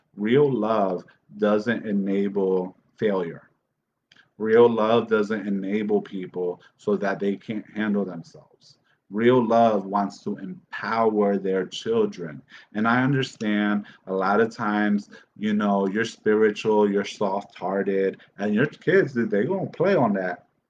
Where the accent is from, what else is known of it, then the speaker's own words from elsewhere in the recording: Dominican Republic; I'm from the Dominican Republic